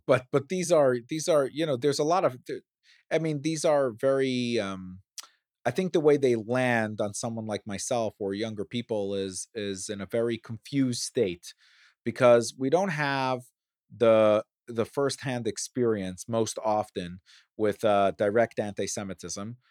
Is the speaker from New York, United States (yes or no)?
yes; New York City, New York, United States; growing up in Brooklyn